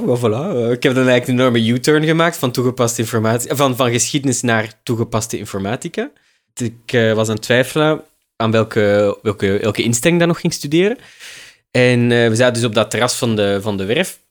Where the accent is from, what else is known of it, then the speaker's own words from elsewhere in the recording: Leuven, Flanders, Belgium; moved away as an adult; also born or lived in Heverlee; now in Brussels, Belgium; in zekere zin ben ik wel een Leuvenaar